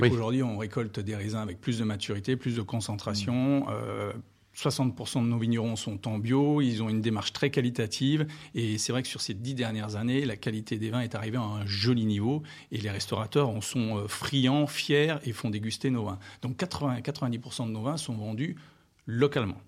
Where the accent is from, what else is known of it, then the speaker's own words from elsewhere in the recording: Beaujolais, Auvergne-Rhône-Alpes, France; moved away as an adult; also born or lived in New Zealand / Australia / Oregon; now in Moselle, France; je suis originaire du Beaujolais